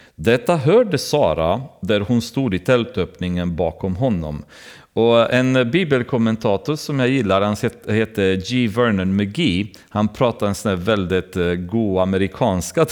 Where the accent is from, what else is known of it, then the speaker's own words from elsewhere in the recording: Romania; now in Sweden; när man kommer från Rumänien, där jag kommer ifrån